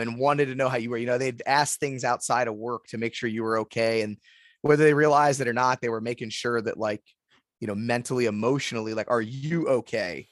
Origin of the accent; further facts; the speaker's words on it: Youngstown, Ohio, United States; also born or lived in Columbus, Ohio; I was born and raised in Youngstown